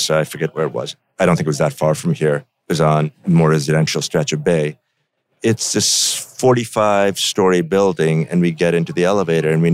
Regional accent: India; now in United States; I grew up in India

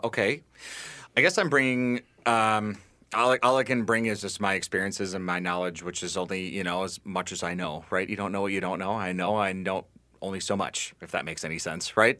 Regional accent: Bloomington, Minnesota, United States; I grew up in Bloomington, so not too far, and now I live in South Minneapolis

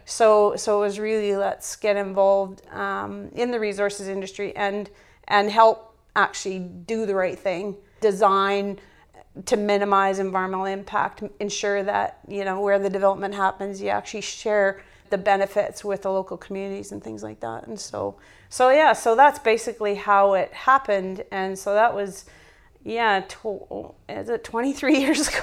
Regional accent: northern Alberta, Canada; moved away as an adult; also born or lived in Northwest Territories; I'm Canadian-born in the northern part of Alberta

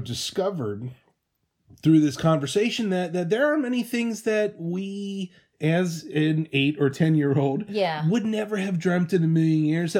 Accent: Midwest, United States; our youth, growing up in the Midwest.

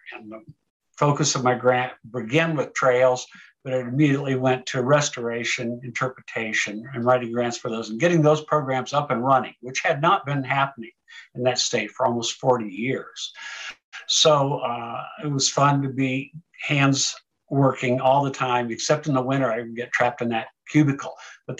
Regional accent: Sergeant Bluff, Iowa, United States; also born or lived in Tokyo, Japan; I was raised in the military, so we lived all over the world. I moved from Japan, in Tokyo, actually a big city, to a small city, Sergeant Bluff. I think we had 32 people in our graduating high school class.

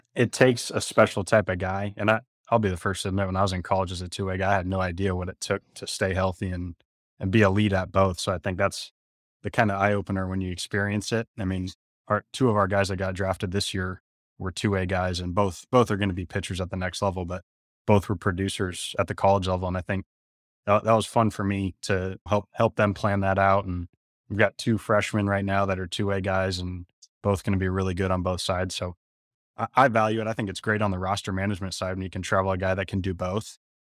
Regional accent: San Jose, California, United States; I grew up in San Jose, California, played at San Jose State

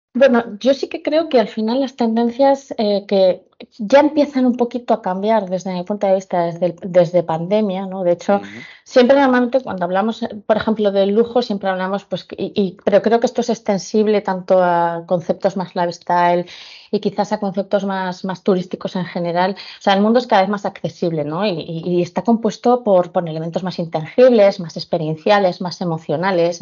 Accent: Pamplona, Navarre, Spain; now in Alicante, Spain; soy de Pamplona

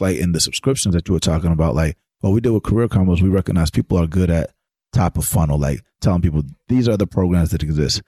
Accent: Atlanta, Georgia, United States; growing up in Atlanta as a studio musician

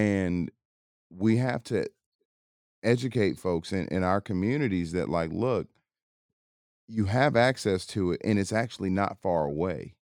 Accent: Atlanta, Georgia, United States; I grew up in Atlanta

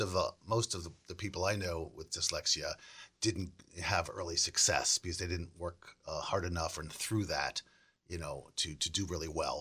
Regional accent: Weston, Massachusetts, United States; also born or lived in Milton; I was born in Milton, but we ended up living most of my life in Weston

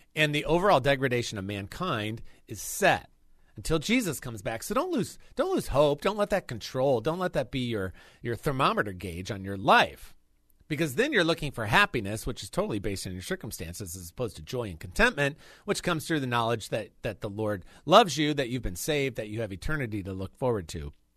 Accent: Chicago, Illinois, United States; moved away; I'm a Chicagoan for the most part

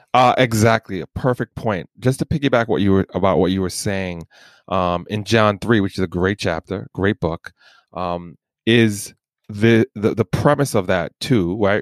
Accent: Jamaica; I'm Jamaican

